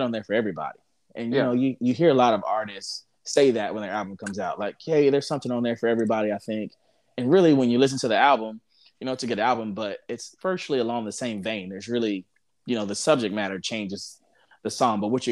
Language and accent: English; Houston, Texas, United States; I was born in Houston, and so growing up, we listened to a lot of like Houston, like a lot of rap